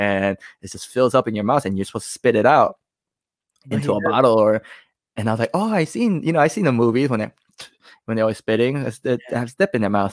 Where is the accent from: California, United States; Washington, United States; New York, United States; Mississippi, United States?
New York, United States; I'm from New York